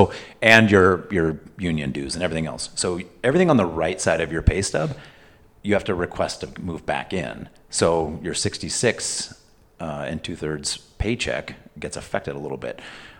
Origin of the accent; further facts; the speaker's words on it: California, United States; now in Illinois, United States; So now I'm in Illinois and I'm not a Californian anymore.